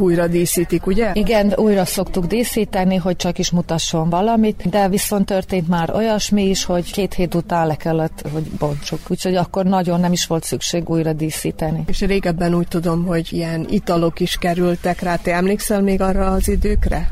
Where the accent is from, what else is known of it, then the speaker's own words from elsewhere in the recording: the Part, Vojvodina, Serbia; moved away; én valójában már nem itt lakom a parton, de ide valósi születésű vagyok